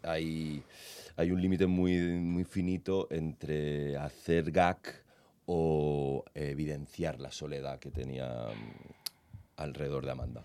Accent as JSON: {"language": "Spanish", "country": "Andorra", "tie": "born or raised there", "said": "yo soy de Andorra"}